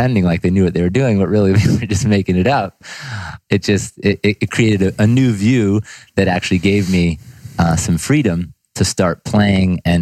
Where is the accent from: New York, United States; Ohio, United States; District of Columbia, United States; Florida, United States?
New York, United States; Ithaca; I'm from Ithaca, New York, so kind of upstate New York boy, country boy coming into the city